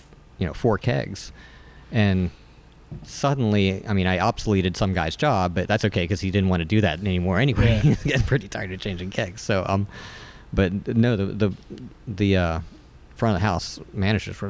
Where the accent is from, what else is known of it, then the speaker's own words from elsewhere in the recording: Charleston, West Virginia, United States; So I grew up around Charleston. Deep in the state, and my dad worked at Union Carbide, you know, true West Virginian